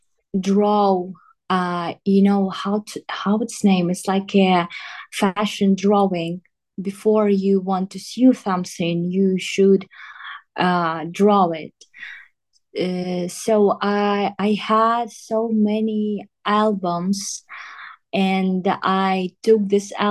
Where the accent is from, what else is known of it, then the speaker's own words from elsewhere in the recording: southern Ukraine, Ukraine; English is a second language; also born or lived in Donetsk; I just went to my home. I'm from south of Ukraine